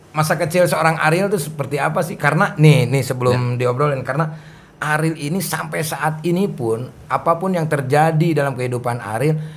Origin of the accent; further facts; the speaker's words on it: West Java, Indonesia; saya sebagai orang Sunda ikut bangga lah gitu